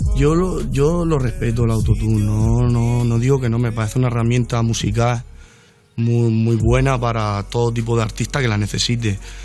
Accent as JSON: {"language": "Spanish", "area": "Mallorca", "region": "Balearic Islands", "country": "Spain", "said": "Yo que soy de Mallorca"}